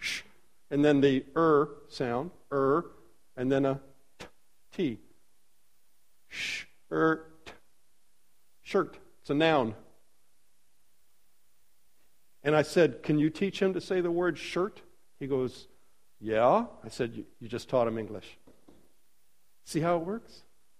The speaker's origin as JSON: {"language": "English", "town": "Los Angeles", "region": "California", "country": "United States", "tie": "born or raised there", "moved": "as an adult", "lives_now": "Warsaw, Indiana, United States", "said": "Jan and I were born and raised in Los Angeles"}